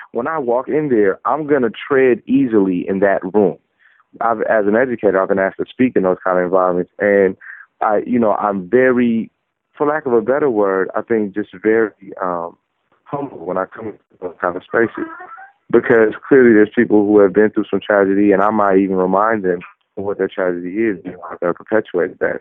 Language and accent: English; Oakland, California, United States; I'm from Oakland, California.